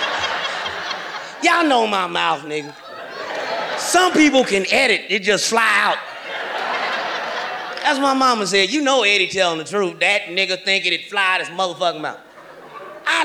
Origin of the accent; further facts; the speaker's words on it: Kansas City, Missouri, United States; moved away; also born or lived in Los Angeles; I'm from Kansas City, Missouri